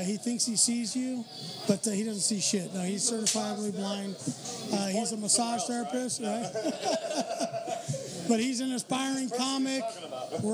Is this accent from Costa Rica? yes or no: yes; Costa Rica; moved away; I'm from Costa Rica.